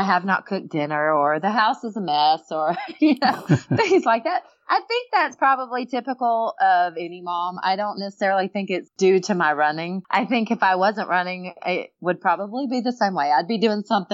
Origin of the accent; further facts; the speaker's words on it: Alabama, United States; I was from Alabama